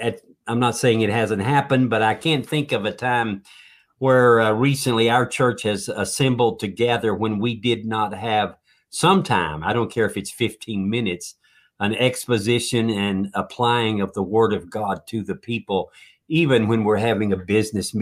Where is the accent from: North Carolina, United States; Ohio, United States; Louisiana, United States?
North Carolina, United States; Where I grew up down in North Carolina with a lot of churches